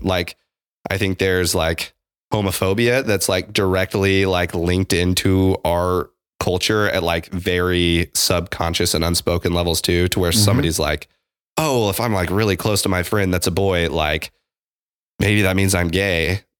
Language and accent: English; Midwest, United States; so growing up in the Midwest, like, this is an aside.